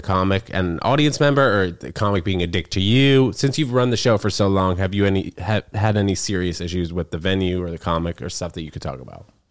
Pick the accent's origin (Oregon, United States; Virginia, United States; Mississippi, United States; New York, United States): New York, United States; New York City; also born or lived in New Brunswick, New Jersey; born in New Brunswick, lived there for six weeks in New Jersey, and then moved to Manhattan